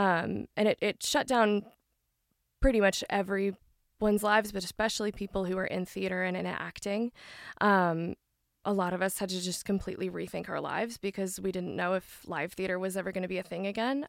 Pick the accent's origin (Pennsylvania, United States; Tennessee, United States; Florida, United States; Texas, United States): Tennessee, United States; Franklin; I did grow up in the Nashville, more Franklin area